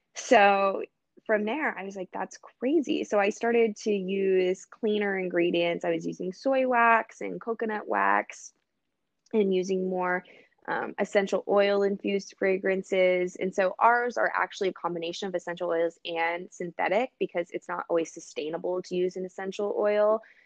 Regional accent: Los Angeles, California, United States; also born or lived in Dallas, Texas; I was born in Dallas actually, and I moved to Los Angeles when I was young

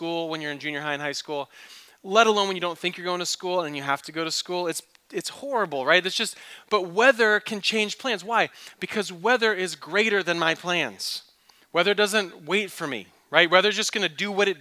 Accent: East Coast, United States; also born or lived in Michigan; now in Phoenix, United States; I grew up on the East Coast.

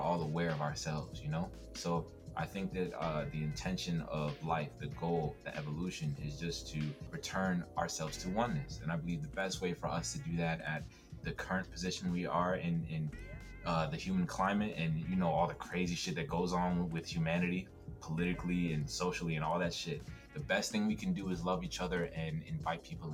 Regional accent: Baltimore, Maryland, United States; moved away as an adult; also born or lived in Hackensack, New Jersey / Arkansas; now in Arizona, United States; while I was born in Jersey, I've essentially every school I've went to, my whole family, I've been in Baltimore since I was like 5 or 6 years old. So Baltimore is my home

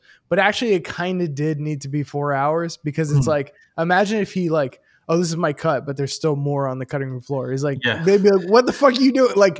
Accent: Melbourne, Florida, United States; now in Connecticut, United States; Ironic because we're from Melbourne, Florida.

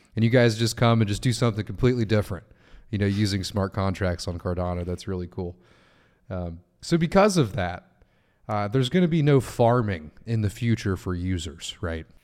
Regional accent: United States; as an American

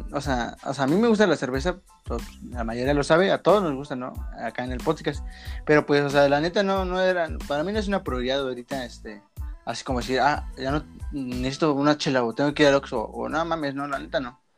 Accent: Mexico; somos de la parte de mexicano promedio

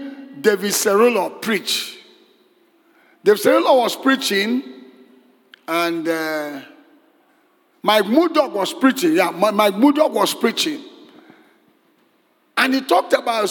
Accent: Nigeria; I'm from Nigeria

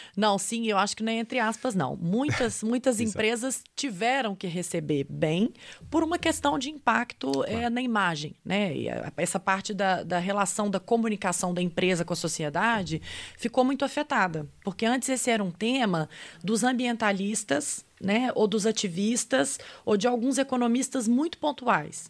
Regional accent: Brazil; accent: sugared Portuguese (Brazilian Portuguese); o meu português um pouco açucarado

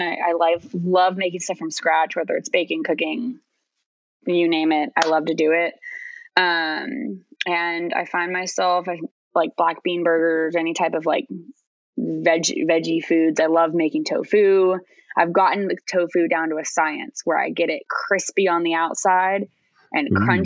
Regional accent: New England, United States; growing up in New England.

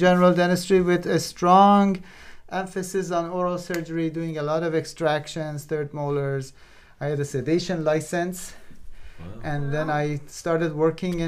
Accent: Iran; moved away as an adult; also born or lived in Belgium; I grew up in Iran

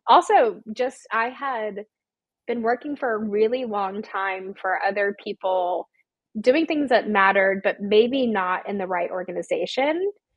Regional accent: Georgia, United States; I'm from Georgia as well.

